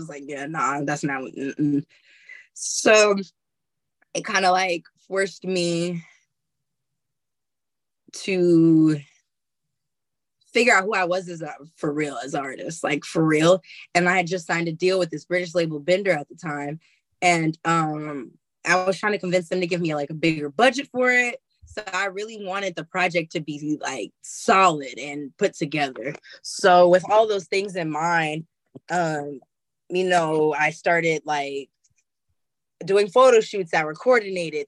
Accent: Oakland, California, United States; I'm from Oakland

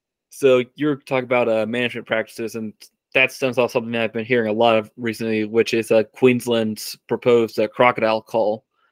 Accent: United States; As an American

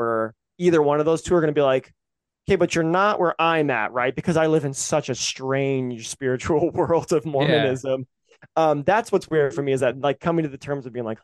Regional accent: the South, United States; we grew up in the South where our teachers wouldn't teach it because they were Christians.

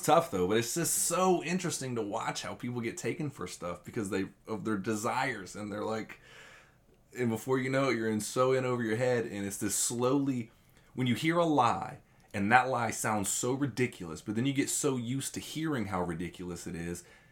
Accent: Tallahassee, Florida, United States; I'm from Tallahassee

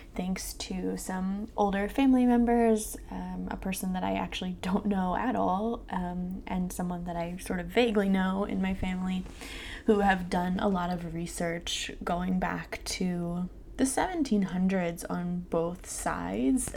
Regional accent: southern Maryland and southern Delaware, United States; now in Philadelphia, United States; I grew up in southern Maryland and southern Delaware

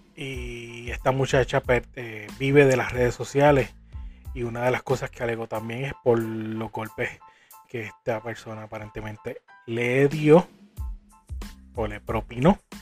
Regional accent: Puerto Rico

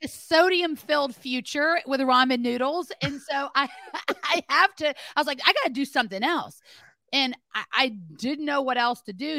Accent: Memphis, Tennessee, United States; also born or lived in Greenwood, Mississippi; I was born in Greenwood, Mississippi, and raised in Memphis, Tennessee

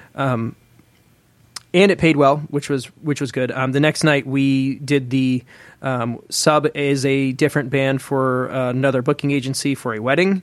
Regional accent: Atlanta, Georgia, United States; moved away as an adult; also born or lived in Nashville; get plugged back into the Atlanta music scene when I moved, you know, when I moved home from Nashville

